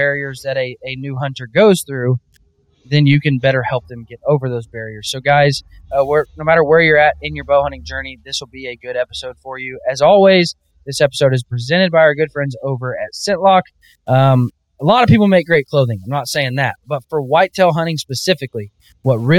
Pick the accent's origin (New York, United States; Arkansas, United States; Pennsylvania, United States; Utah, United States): Arkansas, United States; Northwest; I was born and raised in Northwest Arkansas and diehard Razorback fan